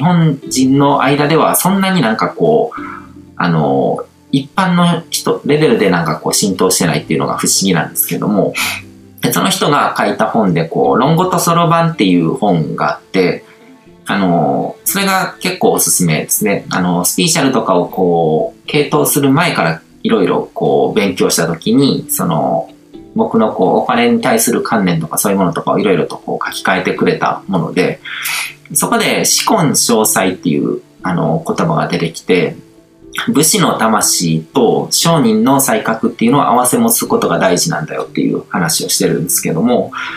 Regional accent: Japan; 日本に生まれて育ってる

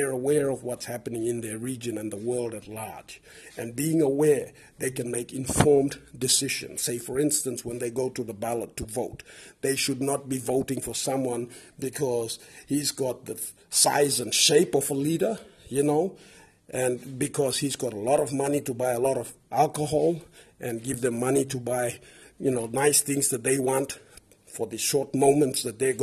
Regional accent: Papua New Guinea; pidgin is the language that unites us as one people

